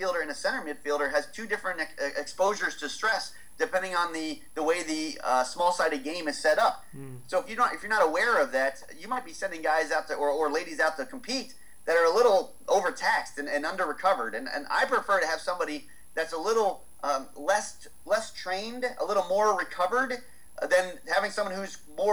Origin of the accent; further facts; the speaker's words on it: United States; I'm American